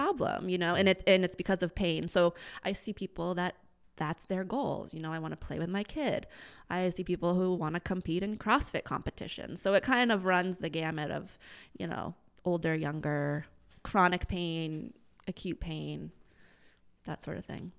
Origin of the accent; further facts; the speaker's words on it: Lowell, Massachusetts, United States; I grew up in Lowell, went to Andover Public Schools